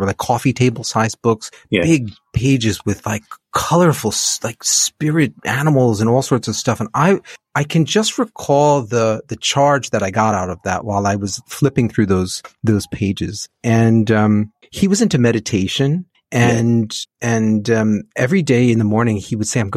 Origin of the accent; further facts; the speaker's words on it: New Jersey, United States; moved away as an adult; now in Cambodia; I grew up in New Jersey, in the suburbs, right out outside New York City, maybe about 12 miles from the city.